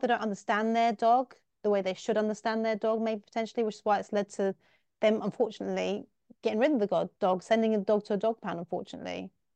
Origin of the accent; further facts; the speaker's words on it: England, United Kingdom; I'm from England, I'm from the U K, and in the U K, we are dog lovers